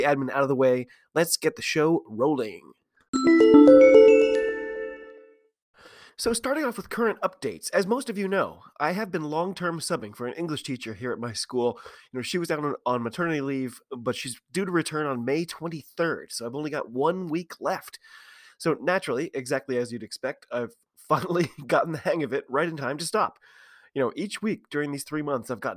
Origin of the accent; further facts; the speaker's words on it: United States; I'm an American rugby fan who follows the game wherever I can find it all over the globe